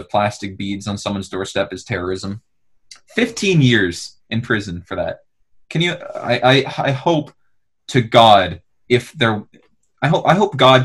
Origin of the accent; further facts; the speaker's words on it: Canada; this is where I identify as being from